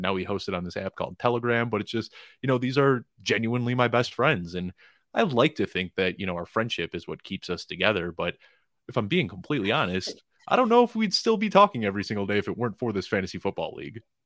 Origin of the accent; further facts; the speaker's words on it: Chicago, Illinois, United States; moved away as an adult; now in Colorado, United States; I'm from Chicago originally, but I live out in Colorado now